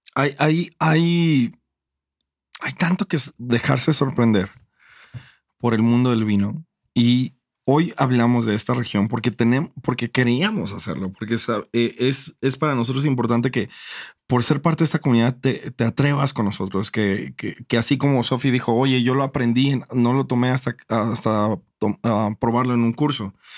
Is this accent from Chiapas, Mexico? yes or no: no; Acapulco, Guerrero, Mexico; yo crecí en Acapulco